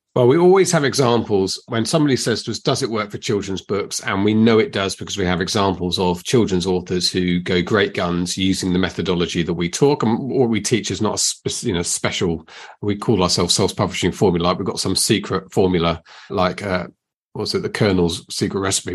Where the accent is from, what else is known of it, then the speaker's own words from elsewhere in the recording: United Kingdom; we're very British